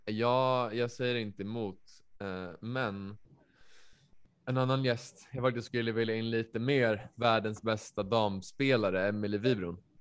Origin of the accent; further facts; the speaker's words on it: Västerås, Västmanland, Sweden; jag är från Västerås